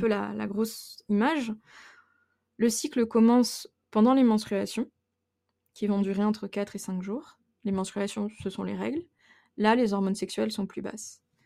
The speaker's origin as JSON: {"language": "French", "area": "Burgundy", "region": "Bourgogne-Franche-Comté", "country": "France", "moved": "as an adult", "lives_now": "Le Tampon, Réunion", "said": "je viens de Bourgogne et non pas d'Auvergne, dans un petit village qui s'appelle Guignon."}